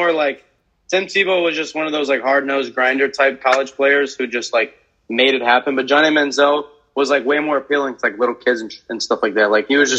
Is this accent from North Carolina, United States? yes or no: no; St. Cloud, Florida, United States; I grew up in St. Cloud, Florida